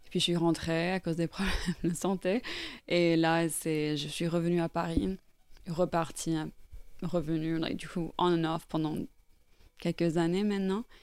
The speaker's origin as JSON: {"language": "French", "country": "Norway", "tie": "born or raised there", "also_born_or_lived": "Ireland", "second_language": "French", "said": "je suis irlandaise à la base. Et en fait, j'ai grandi en Norvège."}